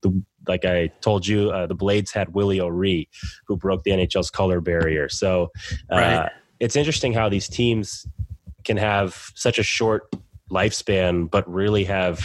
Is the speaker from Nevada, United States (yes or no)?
no; Hanover, New Hampshire, United States; in my hometown of Hanover.